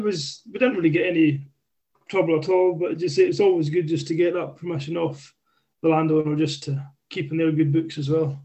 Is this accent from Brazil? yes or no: no; Islay, Scotland, United Kingdom; born and raised in Isla